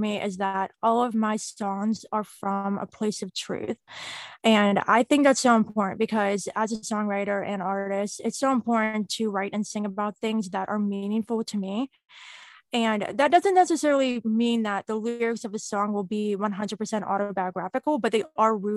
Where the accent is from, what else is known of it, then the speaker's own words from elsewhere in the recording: Pittsburgh, Pennsylvania, United States; I am from Pittsburgh, Pennsylvania.